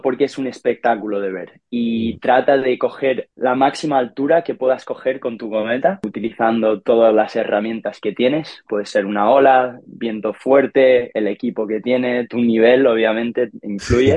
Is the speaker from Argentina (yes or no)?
no; Ibiza, Balearic Islands, Spain; yo nací en Ibiza en 1996